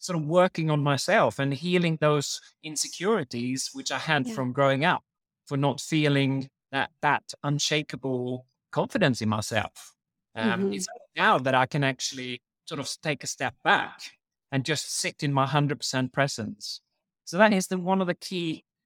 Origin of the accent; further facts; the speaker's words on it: Sweden; now in United Kingdom; I'm actually from Sweden originally